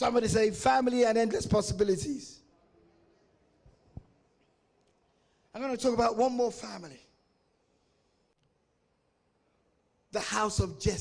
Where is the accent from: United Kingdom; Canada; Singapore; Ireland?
United Kingdom; England; I was born and raised in England, but I'm of African descent. I'm of Nigerian descent